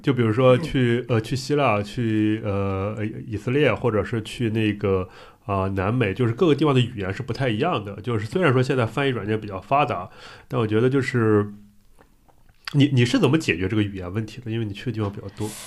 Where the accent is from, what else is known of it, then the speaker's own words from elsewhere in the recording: Qingdao, Shandong, China; also born or lived in Beijing; now in Shanghai, China; 我是青岛人